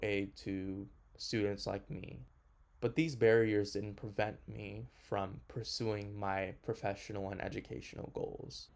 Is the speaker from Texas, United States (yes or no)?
yes; Houston, Texas, United States; also born or lived in Honduras; My family and I immigrated from Honduras to Houston in 2003. And whenever I first moved